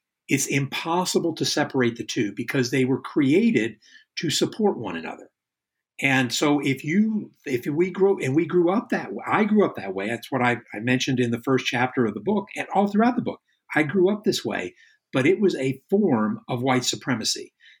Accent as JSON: {"language": "English", "region": "Virginia", "country": "United States", "tie": "born or raised there", "said": "The textbooks I had as a child in Virginia all supported this notion. Because remember, for me, I was born in Virginia in the early 60s"}